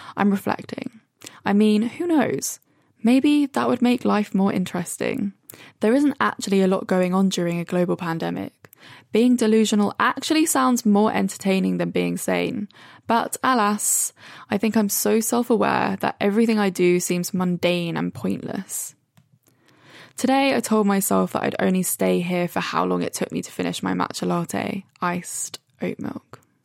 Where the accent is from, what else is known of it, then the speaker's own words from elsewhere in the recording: Brighton, South East England, United Kingdom; now in London, United Kingdom; I'm in Brighton. Finally, away from London after being in the same four walls for the last five months